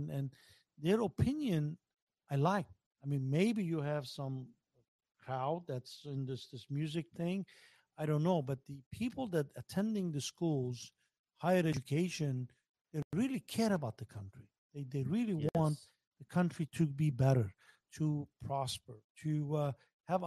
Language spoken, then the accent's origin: English; United States; also born or lived in Glendale; As a guy who grew up in America, as an American